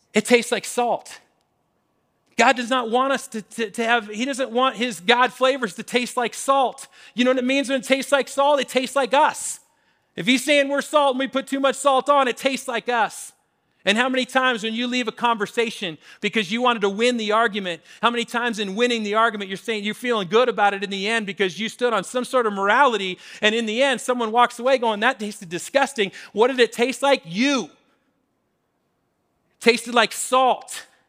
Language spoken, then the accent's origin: English; Washington, United States; now in Colorado, United States; Growing up in Washington, especially in college in Western Washington